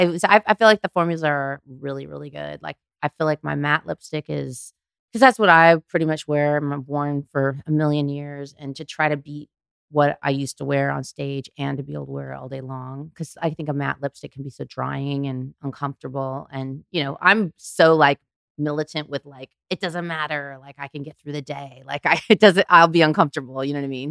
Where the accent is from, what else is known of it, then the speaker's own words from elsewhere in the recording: Anaheim, California, United States; I'm from Anaheim